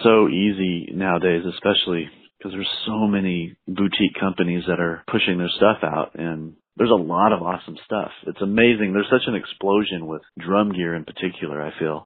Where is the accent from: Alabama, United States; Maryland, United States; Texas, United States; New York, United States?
Texas, United States; Fort Worth; now in Chicago, United States; so I grew up in Fort Worth, Texas